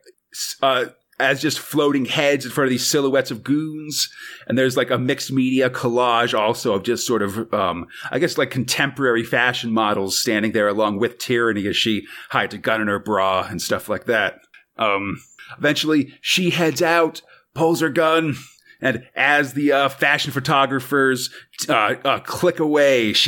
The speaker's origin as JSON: {"language": "English", "country": "United States", "said": "as an American"}